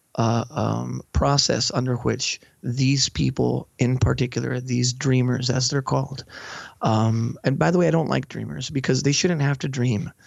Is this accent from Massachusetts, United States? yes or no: no; Brownsville, Texas, United States; moved away; also born or lived in Mexico; I was, uh, born in Brownsville, Texas, right on the edges of the Mexican border, and I lived part of my life in Mexico